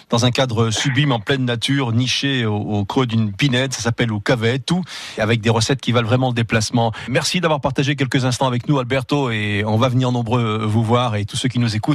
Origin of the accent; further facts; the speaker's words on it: France; ce qu'on appelle chez nous en France